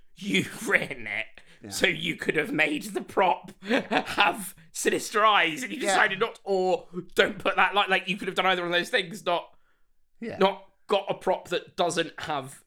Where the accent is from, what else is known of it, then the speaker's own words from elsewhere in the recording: Bath, South West England, United Kingdom; Bath, my hometown